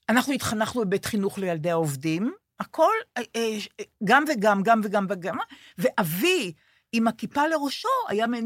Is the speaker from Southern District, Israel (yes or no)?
no; Jerusalem, Jerusalem District, Israel; אני דתייה ירושלמית, שימו לב. ארבעת ילדיי לומדים בחינוך הדתי הפלורליסטי בירושלים.